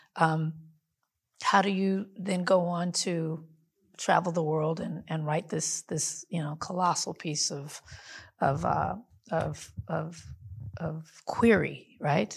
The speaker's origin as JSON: {"language": "English", "town": "Compton", "region": "California", "country": "United States", "tie": "born or raised there", "said": "I grew up in Compton"}